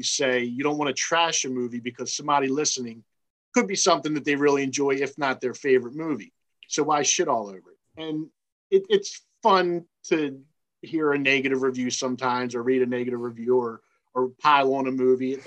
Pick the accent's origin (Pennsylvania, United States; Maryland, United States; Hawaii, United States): Maryland, United States; Baltimore; I grew up in Baltimore City